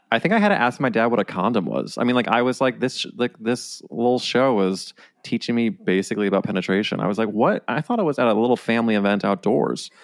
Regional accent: St. Louis, Missouri, United States; now in New York, United States; I'm from, like, the suburbs of Saint Louis

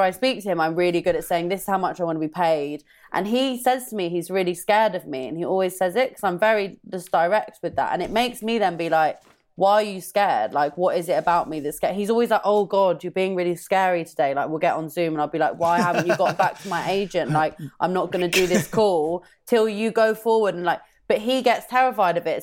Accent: London, United Kingdom; I'm from North London

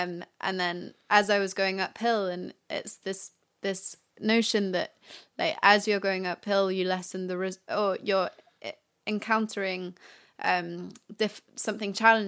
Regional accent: Paris, Île-de-France, France; Oh yeah, I grew up in Paris.

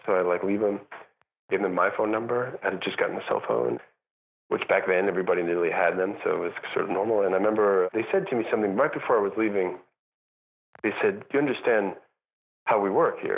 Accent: New York, United States; moved away as an adult; also born or lived in Europe; I'm also a New Yorker

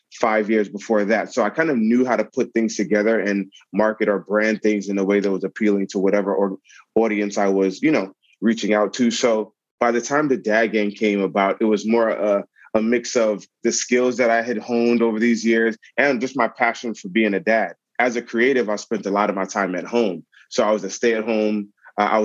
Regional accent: New York City, New York, United States; I grew up in Brooklyn

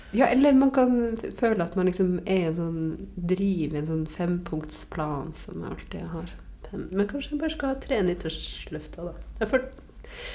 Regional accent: Varangerfjord, Finnmark, Norway; Varangerfjorden, som jo er den fjorden som er rett ned forbi min, eh, mitt, eh, mitt, hjem, eh, der jeg vokste opp.

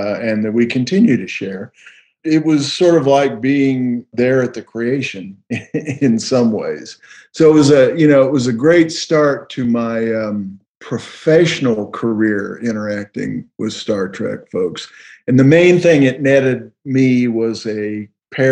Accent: Texas, United States; we're from Texas

